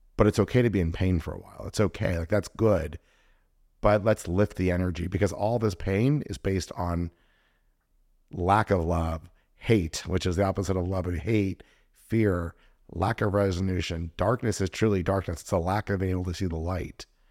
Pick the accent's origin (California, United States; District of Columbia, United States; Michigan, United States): California, United States; Los Angeles; I grew up kind of in the Jewish part of L